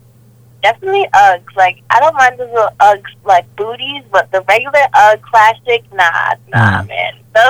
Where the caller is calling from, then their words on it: Boston, Massachusetts, United States; I'm calling from Massachusetts, Boston.